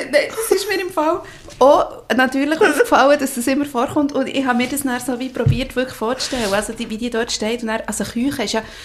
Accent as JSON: {"language": "German", "region": "Bern", "country": "Switzerland", "accent": "Berndeutsch"}